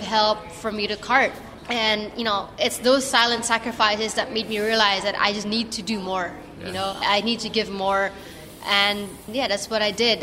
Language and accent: English; Philippines; as a Filipino, as Southeast Asian